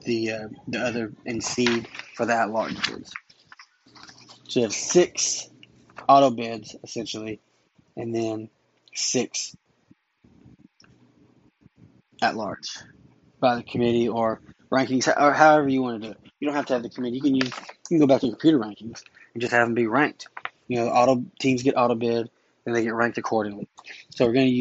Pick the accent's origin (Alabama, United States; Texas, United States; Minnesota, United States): Texas, United States; I am from Texas. I went to Texas high schools